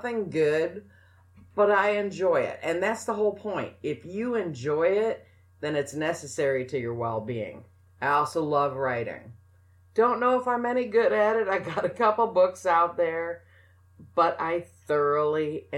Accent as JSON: {"language": "English", "region": "New Mexico", "country": "United States", "tie": "born or raised there", "said": "I grew up in New Mexico"}